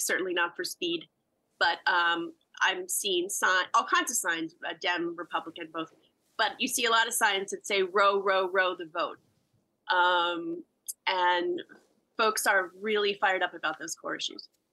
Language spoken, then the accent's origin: English; United States; As an American